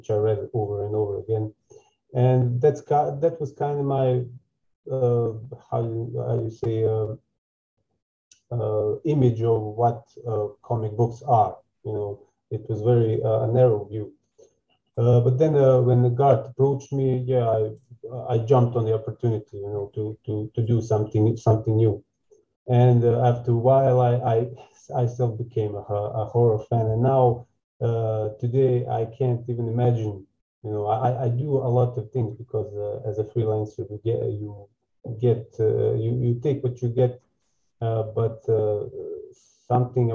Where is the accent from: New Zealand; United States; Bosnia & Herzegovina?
Bosnia & Herzegovina; Zenica, Zenica-Doboj Canton; I'm coming from Bosnia, exactly the city of Zenica